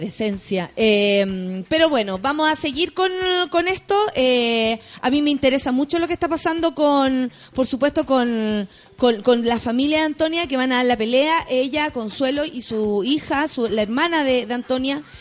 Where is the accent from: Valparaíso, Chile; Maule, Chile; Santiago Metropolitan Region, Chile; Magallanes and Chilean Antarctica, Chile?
Santiago Metropolitan Region, Chile; Santiago; soy de Santiago